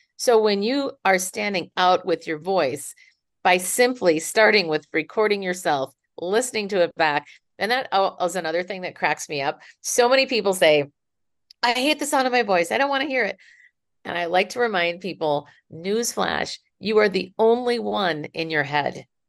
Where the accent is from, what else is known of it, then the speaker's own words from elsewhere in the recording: Minneapolis, Minnesota, United States; now in San Francisco, United States; I am originally from Minneapolis, but now I live in San Francisco.